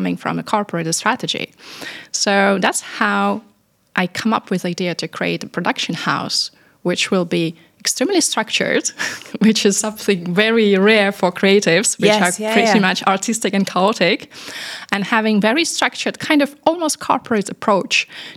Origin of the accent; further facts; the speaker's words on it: Paris, Île-de-France, France; moved away as an adult; now in Dubai, United Arab Emirates; I come from Paris, and I'm coming from very multinational family, actually. So we speak eight languages